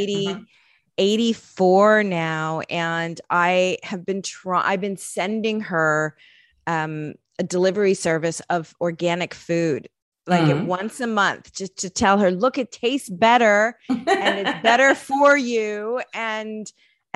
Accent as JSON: {"language": "English", "country": "United States", "tie": "born or raised there", "said": "my childhood growing up in the United States was basically normal"}